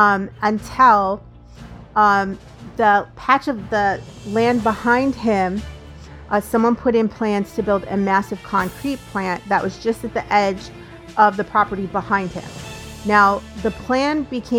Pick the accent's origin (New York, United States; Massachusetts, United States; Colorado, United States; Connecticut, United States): Colorado, United States; moved away; I grew up in Colorado.